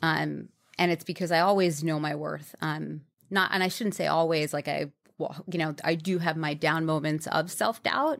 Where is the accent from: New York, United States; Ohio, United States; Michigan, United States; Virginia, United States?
New York, United States; I grew up in New York